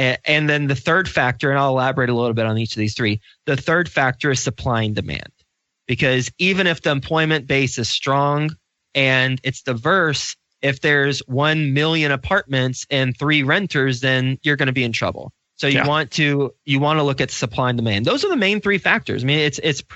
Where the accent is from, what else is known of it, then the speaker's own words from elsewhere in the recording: Fort Worth, Texas, United States; moved away as an adult; also born or lived in Lubbock, Texas / New York City; I grew up in Fort Worth, Texas. I'm from Dallas-Fort Worth area